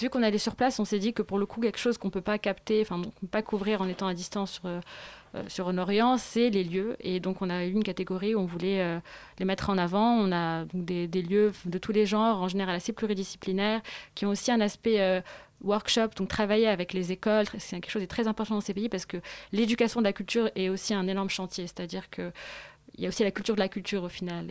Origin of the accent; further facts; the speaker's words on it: Morocco; en tant que Marocaine, euh, ou même on est Marocaine